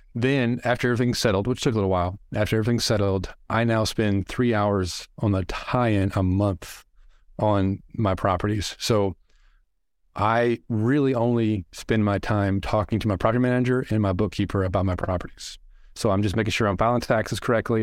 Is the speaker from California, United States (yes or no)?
no; Arkansas, United States; I'm from Arkansas